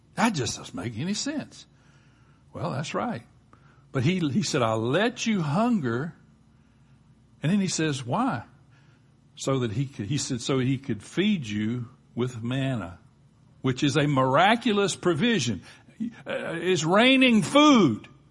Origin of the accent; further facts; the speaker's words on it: Gulf Coast, United States; growing up on the Gulf Coast